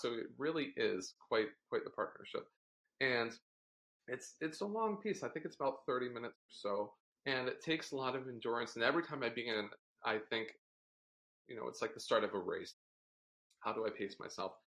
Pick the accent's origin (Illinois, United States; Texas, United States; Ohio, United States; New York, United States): Ohio, United States; Cleveland; also born or lived in Delaware; I was born in Delaware. My parents met University of Delaware. And then they moved to Cleveland shortly after I was born